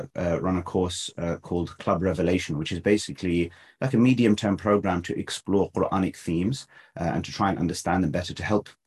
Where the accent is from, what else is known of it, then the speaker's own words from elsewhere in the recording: London, United Kingdom; I was born in London, grew up here